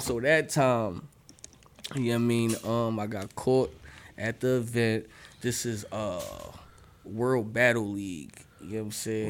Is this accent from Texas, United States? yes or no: no; Philadelphia, Pennsylvania, United States; I'm from Philly